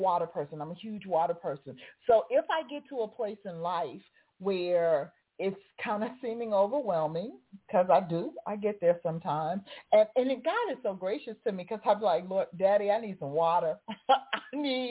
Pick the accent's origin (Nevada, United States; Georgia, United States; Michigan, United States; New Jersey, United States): Nevada, United States; Las Vegas; now in Atlanta, United States; growing up in Vegas, yeah, we had Lake Mead